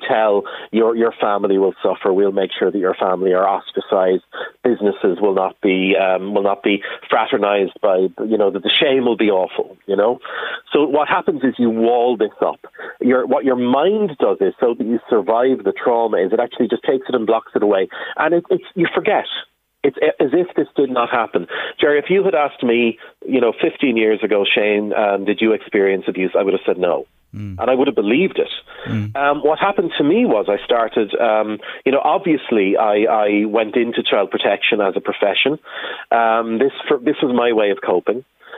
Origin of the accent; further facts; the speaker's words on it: Ireland; as a community, as the Irish people are standing up and saying, we stand with the abusers.